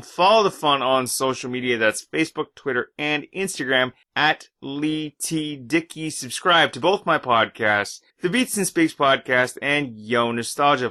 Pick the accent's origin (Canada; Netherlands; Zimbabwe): Canada; I'm Canadian